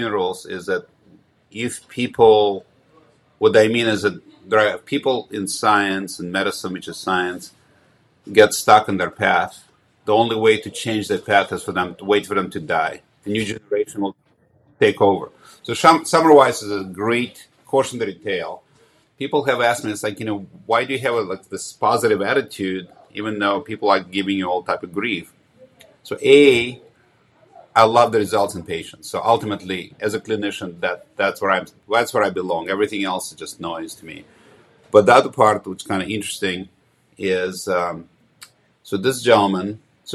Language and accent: English; Ukraine; moved away; I was born in Ukraine about 100 miles south of Kiev